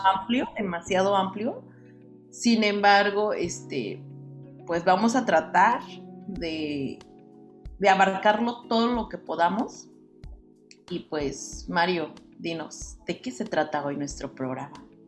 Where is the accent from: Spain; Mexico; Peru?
Mexico; nosotros como buenos mexicanos